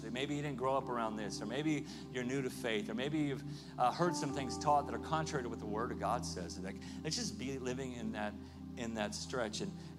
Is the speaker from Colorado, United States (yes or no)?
no; Southern California, United States; I grew up in Southern California much of my life